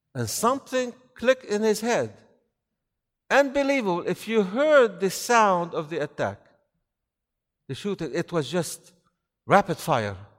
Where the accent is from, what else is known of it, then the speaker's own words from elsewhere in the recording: near Raqqa, Raqqa Governorate, Syria; Close to where I was born in Raqqa